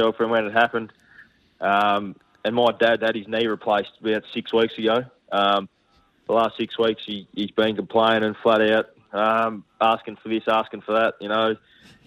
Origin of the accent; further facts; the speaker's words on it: Tasmania, Australia; growing up in Tassie